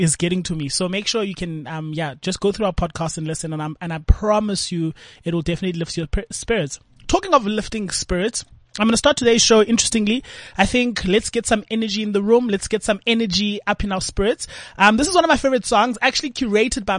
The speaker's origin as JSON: {"language": "English", "town": "Cape Town", "region": "Western Cape", "country": "South Africa", "tie": "born or raised there", "said": "We grew up together in Langa Township."}